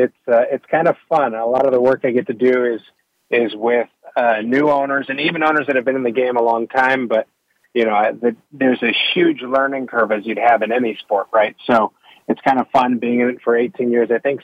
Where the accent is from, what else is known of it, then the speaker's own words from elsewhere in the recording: Davis, California, United States; moved away as an adult; also born or lived in England / Ireland / Dubai / Australia; now in Kentucky, United States; My background is I'm from Northern California, Davis. My dad was the director of the UC Davis Festival